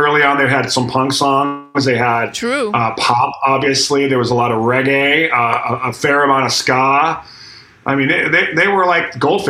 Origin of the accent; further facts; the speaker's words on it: Akron, New York, United States; I met some guys in my hometown of Akron, New York, just outside of Buffalo, New York